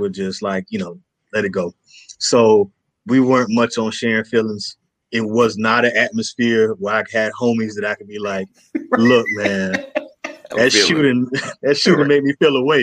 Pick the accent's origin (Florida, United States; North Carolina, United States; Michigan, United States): Florida, United States; Hallandale Beach; I'm from Hollandale, small city in Florida.